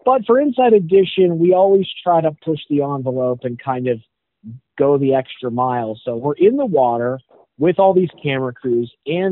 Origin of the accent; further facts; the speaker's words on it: Pittsburgh, Pennsylvania, United States; moved away; the Pittsburgh market, which is my hometown